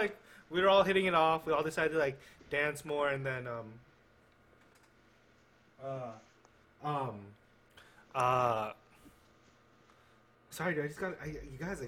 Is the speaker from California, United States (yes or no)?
yes; California, United States; now in Oregon, United States; I'm from California